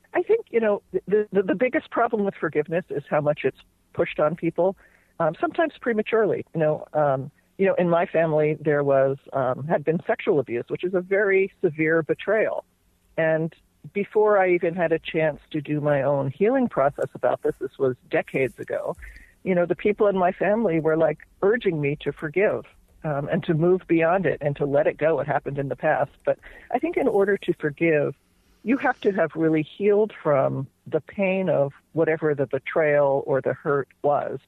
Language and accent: English; New Jersey, United States; born or raised there; moved away as an adult; now in California, United States